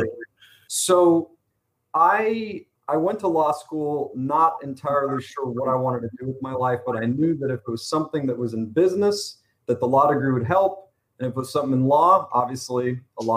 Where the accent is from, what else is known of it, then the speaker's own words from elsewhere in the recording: Los Angeles, California, United States; also born or lived in Iowa; I was born and raised in Los Angeles, California.